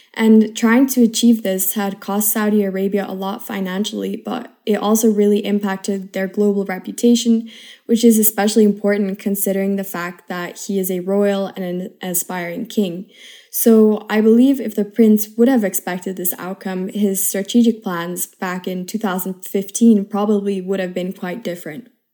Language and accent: English; Switzerland; now in Madrid, Spain; I come from Switzerland, and currently I am a third year international relations student at I U University in Madrid